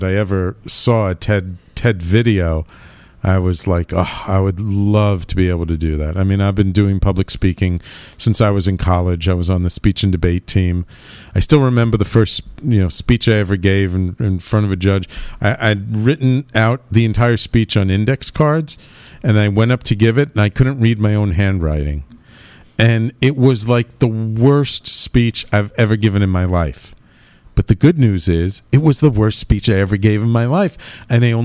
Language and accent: English; New York City, New York, United States; born and bred in Manhattan, grew up in the Bronx. I'm New Yorker